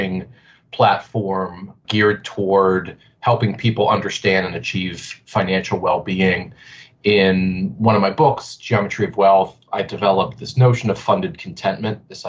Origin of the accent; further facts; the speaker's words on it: Pittsburgh, Pennsylvania, United States; I'm born and raised in Pittsburgh